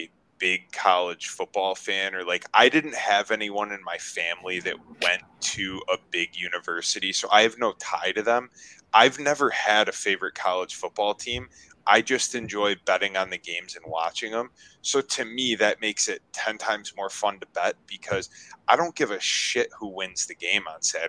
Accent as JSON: {"language": "English", "region": "Western New York", "country": "United States", "tie": "born or raised there", "said": "growing up in Western New York"}